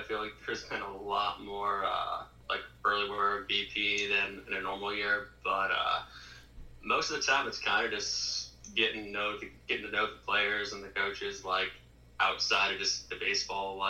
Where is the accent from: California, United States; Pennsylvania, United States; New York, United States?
Pennsylvania, United States; Erie; moved away as an adult; now in Lynchburg, United States; growing up in Erie where, I mean, you can have snow from October all the way up until March